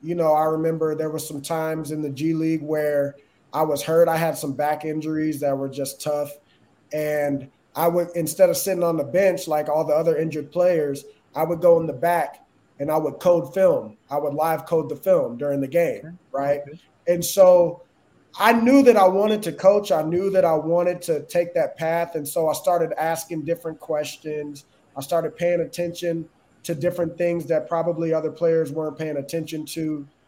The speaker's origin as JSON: {"language": "English", "town": "Austin", "region": "Texas", "country": "United States", "tie": "born or raised there", "said": "started off uh, in Austin, Texas, and, and, and that's my hometown"}